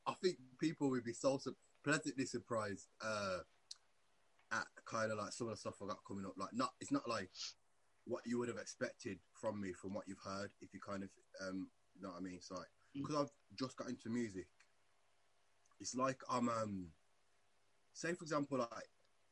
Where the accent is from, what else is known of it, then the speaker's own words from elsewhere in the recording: Birmingham, West Midlands, United Kingdom; I'm an artist from Birmingham